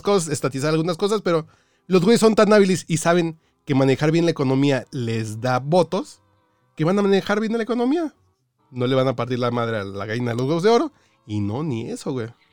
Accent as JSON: {"language": "Spanish", "country": "Mexico", "also_born_or_lived": "Cancún", "said": "yo que soy mexicano"}